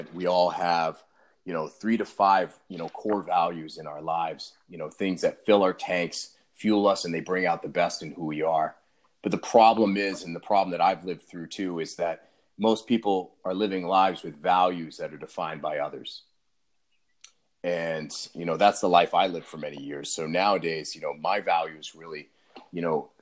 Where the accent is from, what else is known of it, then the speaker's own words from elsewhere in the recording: Maine, United States; moved away as an adult; now in Austin, United States; I am originally from Maine. I grew up there, born and raised